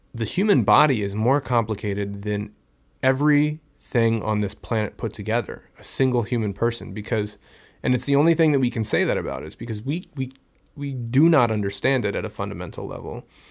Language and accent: English; Pleasanton, California, United States; I grew up in Pleasanton